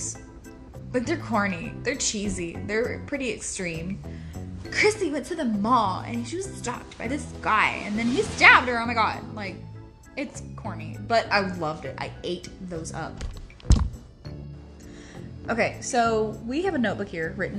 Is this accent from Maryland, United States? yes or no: no; East Texas, United States; we're from East Texas. We're from deep in the heart of Texas